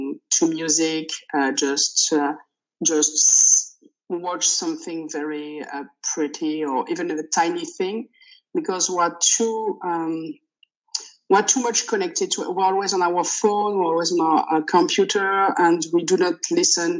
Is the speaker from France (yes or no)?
yes; France; first language French; English is a second language; I'm French, so it's my native language, but I started learning English when I was three